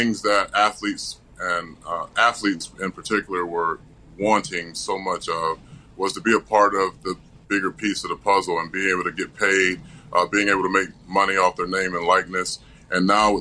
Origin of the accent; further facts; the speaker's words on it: Tampa, Florida, United States; my hometown of Tampa, Florida